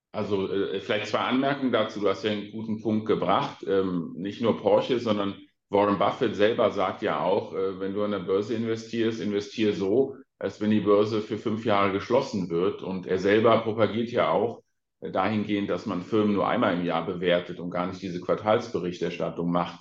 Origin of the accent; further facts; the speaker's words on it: Ahr Valley, Rhineland-Palatinate, Germany; ich komme aus dem Ahrtal